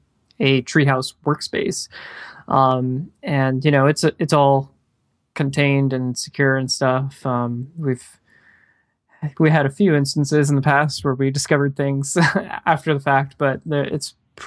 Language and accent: English; Clearwater, Florida, United States; now in Orlando, United States; I still am in Orlando. So I've been in Orlando about 10 years. But I grew up in Clearwater, Florida. So yeah, so didn't go far.